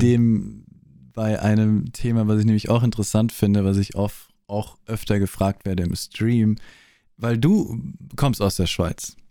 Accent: Austria; accent: Austrian; Ich bin Österreicher

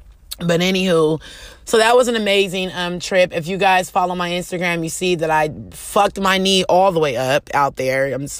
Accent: California, United States; especially me coming from Cali. I'm a Californian girl. I'm used to diversity around me, no matter.

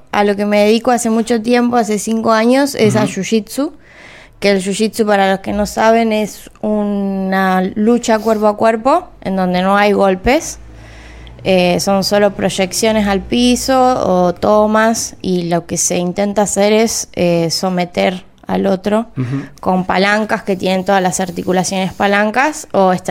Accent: Cululú, Santa Fe, Argentina; yo me crié en el campo, en Cululú, y, bueno, allá no había muchas opciones, pero en el pueblo eh, iba un profesor de taekwondo

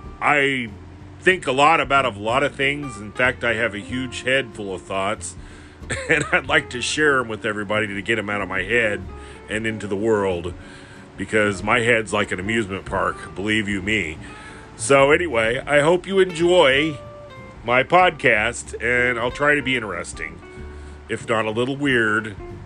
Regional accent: Southern Illinois, United States; I am from Southern Illinois

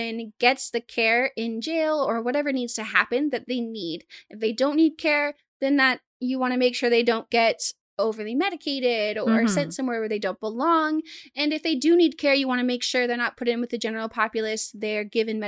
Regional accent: Arkansas, United States; Leave me alone. I'm from Arkansas. Just be grateful I don't say roof.

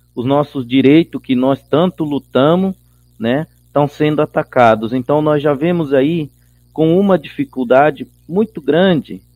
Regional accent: Chiquitano people, Vila Nova Barbecho village, Brazil–Bolivia border, Mato Grosso, Brazil; also born or lived in Cuiabá, Brazil; moro na terra indígena e aldeia Vila Nova Barbecho, na divisa do Brasil com a Bolívia

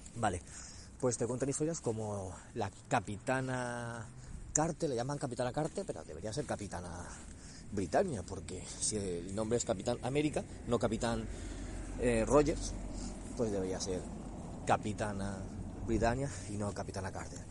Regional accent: Spain; aquí en nuestro país

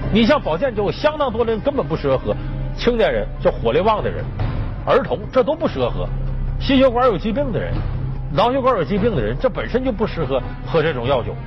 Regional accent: Northeast China, China; moved away; 像我们老家东北

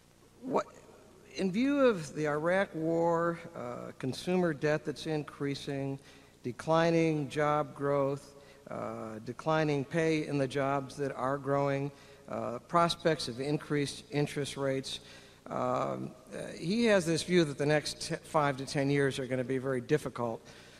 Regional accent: St. Louis, Missouri, United States; from St. Louis. I'm a fertility doctor in St. Louis.

